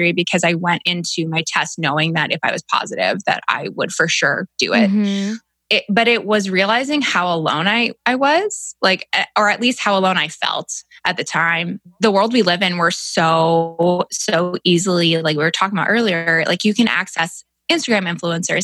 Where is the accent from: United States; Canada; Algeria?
Canada; moved away; I'm from Canada originally